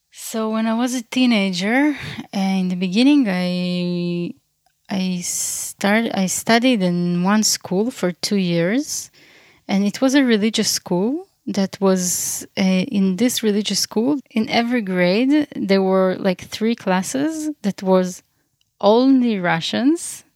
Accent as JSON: {"language": "English", "town": "Beersheba", "region": "Southern District", "country": "Israel", "tie": "born or raised there", "also_born_or_lived": "Crimea, Ukraine", "lives_now": "Ein Ayala, Israel", "said": "I was born in Ukraine, in, uh, in half of the island Crim, Crimea. And, uh, I grew up in Beersheba most of my life"}